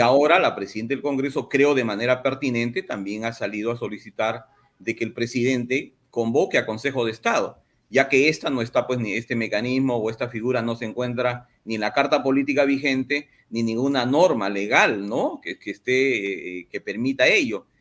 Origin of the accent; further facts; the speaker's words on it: Madre de Dios, Peru; yo soy de Madre de Dios